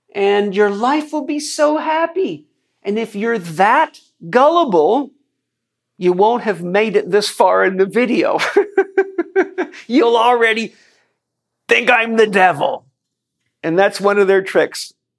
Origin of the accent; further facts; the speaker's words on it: United States; as an American